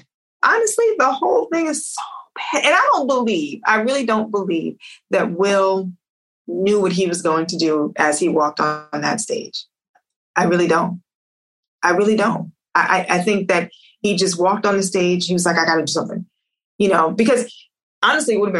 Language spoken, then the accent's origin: English; New York, United States; moved away as an adult; also born or lived in New Jersey; now in Los Angeles, United States; I grew up in New York